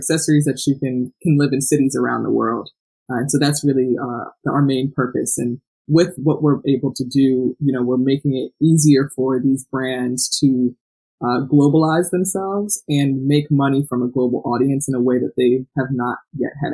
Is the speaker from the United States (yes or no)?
yes; South Orange, New Jersey, United States; I'm from a very small town in New Jersey called South Orange